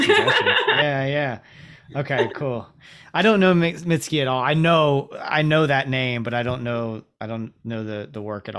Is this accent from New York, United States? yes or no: no; Ocala, Florida, United States; I'm coming from Ocala, so the bar set pretty low, but like Jacksonville was the first place that I lived